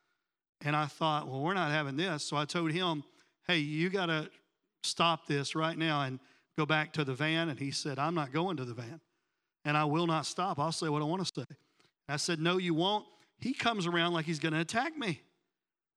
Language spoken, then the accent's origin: English; Tennessee, United States; now in Miami, United States; I was back home. I'm from Tennessee